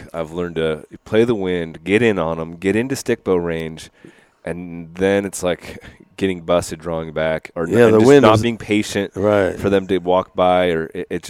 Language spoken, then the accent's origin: English; Oregon, United States; I'm from Oregon.